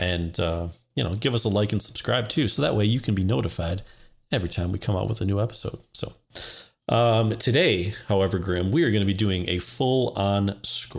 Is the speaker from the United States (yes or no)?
yes; Midwest, United States; for people like us growing up in the Midwest